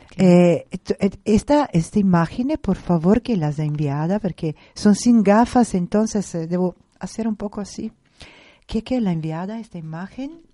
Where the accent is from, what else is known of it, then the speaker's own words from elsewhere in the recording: Italy; Spanish is a second language; moved away; como italiana